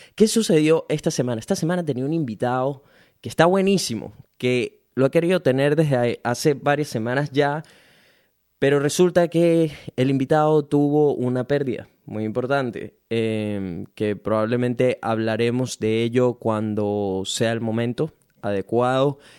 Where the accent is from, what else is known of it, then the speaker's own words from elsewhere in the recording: Venezuela; now in Brisbane, Australia; soy un venezolano latino que vive en Brisbane, Australia